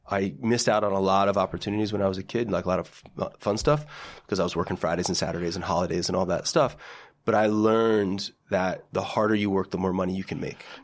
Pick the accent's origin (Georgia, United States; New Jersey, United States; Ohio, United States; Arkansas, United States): New Jersey, United States; I, I say Parsippany because most people don't know what Lake Hiawatha is, which yep. is like this like small little blue collar enclave within Parsippany